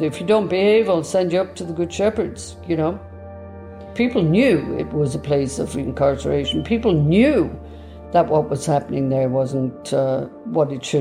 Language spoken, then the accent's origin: English; Cork, Munster, Ireland; I was born in the Bessborough Mother and Baby Institution in Cork